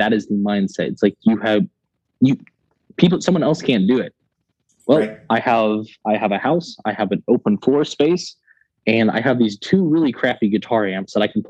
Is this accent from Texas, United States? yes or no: yes; West Texas, United States; I was raised in West Texas